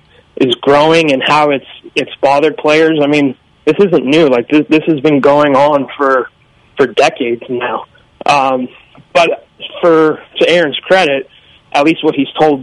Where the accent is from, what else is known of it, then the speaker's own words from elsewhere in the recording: Bronx, New York, United States; When I grew up in the Bronx, and I remember several times that Jeter was booed